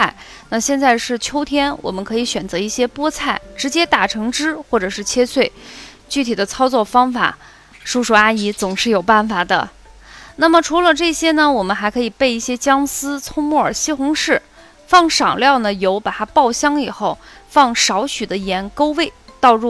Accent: Qinghai, China; moved away; also born or lived in Xi'an, Shaanxi (family hometown); 那时候我们还住在青海，妈妈去西安，就是回到我们的老家去旅游一周。

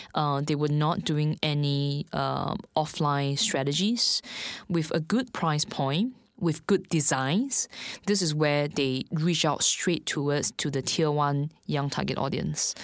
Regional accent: Singapore; moved away as an adult; now in Shanghai, China; I'm actually from Singapore. So I've been in China, specifically Shanghai, for two years.

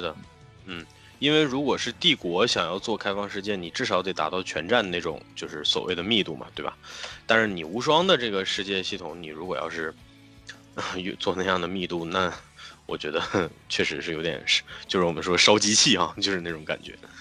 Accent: China; 我们中国人自己的元素

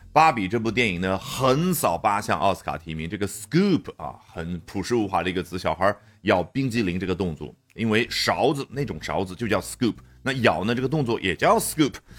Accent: China; 我们中国人觉得，可能一个人很烦躁的时候会这样

